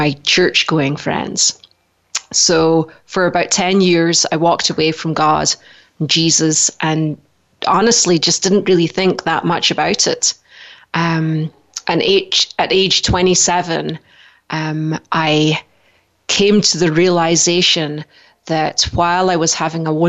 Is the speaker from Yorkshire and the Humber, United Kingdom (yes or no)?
no; Scotland, United Kingdom; moved away as an adult; now in Idaho, United States; originally I'm from Scotland. I came to America 18 years ago, just before my 30th birthday